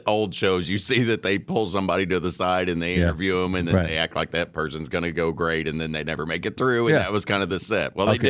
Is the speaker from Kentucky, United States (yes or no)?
yes; Kentucky, United States; I'm from Kentucky.